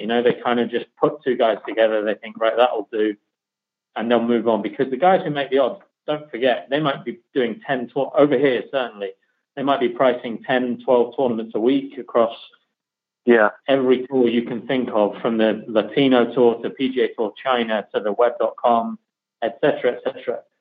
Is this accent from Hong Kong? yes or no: no; the middle of England, Midlands, United Kingdom; now in north of England, United Kingdom; I'm from the middle of England, um, I live in the north of England, but I try not to sound like uh, someone from the north of England as best I can.